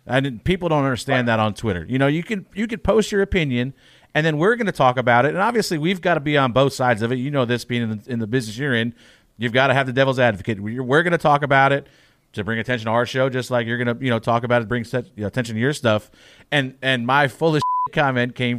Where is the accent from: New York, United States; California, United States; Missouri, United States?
New York, United States; Long Island; I'm from the Long Island gang. I grew up with Tommy Baldwin